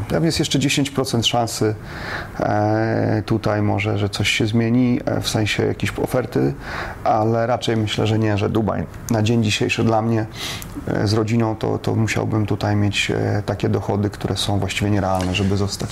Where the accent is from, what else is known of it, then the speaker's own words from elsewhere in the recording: Warsaw, Masovian Voivodeship, Poland; also born or lived in Wodzisław Śląski / Olza, Silesia; ja w wieku trzech lat się prze, przeniosłem z rodzicami do Warszawy i całe życie e, mieszkałem w Warszawie